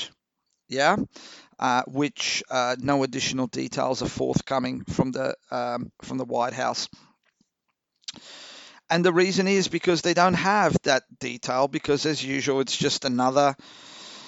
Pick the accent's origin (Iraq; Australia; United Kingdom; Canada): Australia